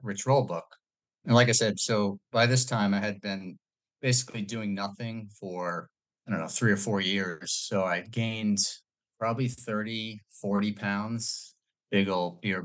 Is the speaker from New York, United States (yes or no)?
yes; New York, United States; I grew up in New York